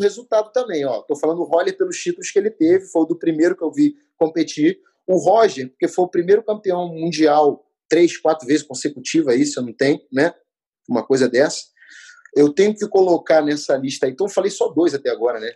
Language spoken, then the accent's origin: Portuguese; Rio de Janeiro, Brazil; fui criado no Meia, né? Subúrbio do Rio de Janeiro.